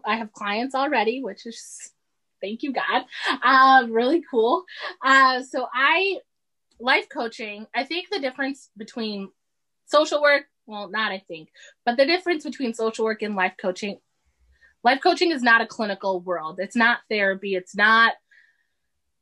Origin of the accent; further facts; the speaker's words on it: Massachusetts, United States; also born or lived in Saudi Arabia; we moved straight to Massachusetts, and this is where I was raised.